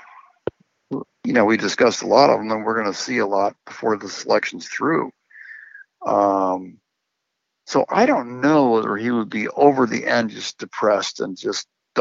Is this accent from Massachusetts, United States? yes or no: yes; Massachusetts, United States; I'm from Massachusetts